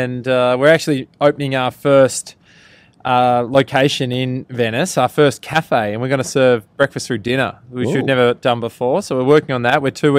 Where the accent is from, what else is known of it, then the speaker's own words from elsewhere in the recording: Australia; moved away as an adult; also born or lived in New York; now in United States; We're unashamedly Australian.